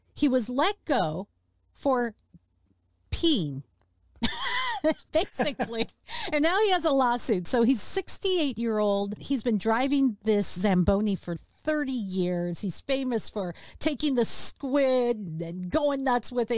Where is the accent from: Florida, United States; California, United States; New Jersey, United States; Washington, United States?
Washington, United States; Seattle; my hometown